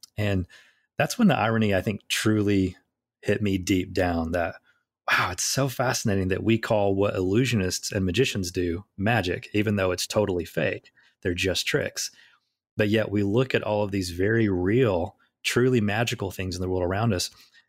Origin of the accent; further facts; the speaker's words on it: Southern US, United States; I grew up in the Bible Belt in the South